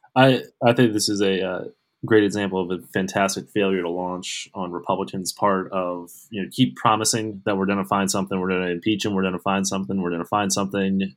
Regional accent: Pittsburgh, Pennsylvania, United States; my hometown, Pittsburgh

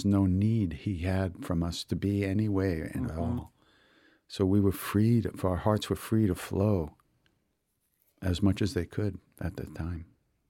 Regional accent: Long Island, New York, United States; I grew up on Long Island.

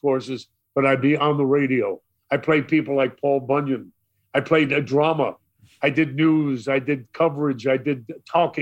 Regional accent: New York City, New York, United States; I come from Brooklyn

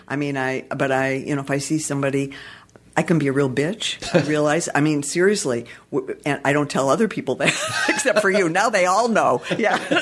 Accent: Detroit, Michigan, United States; now in Los Angeles, United States; I'm from Detroit originally

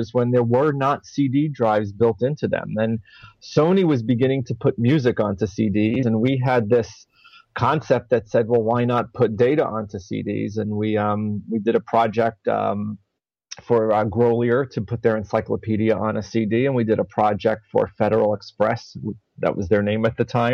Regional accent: New York City, New York, United States; I was born and raised mostly in the Bronx.

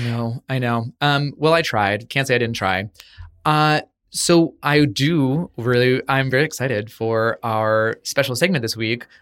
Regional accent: United States; as an American

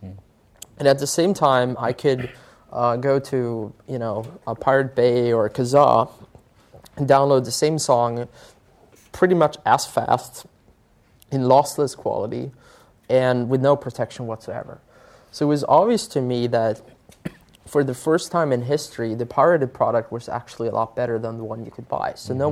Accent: Sweden; English is a second language; what most people don't know about Spotify is that we actually started in Sweden, my home country.

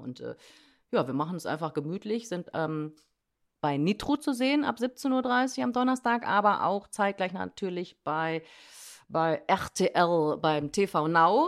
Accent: Germany; bei uns in Deutschland

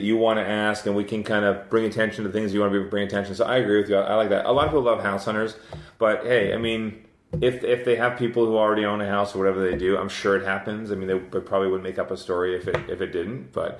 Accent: Scotland, United Kingdom; I'm Scottish.

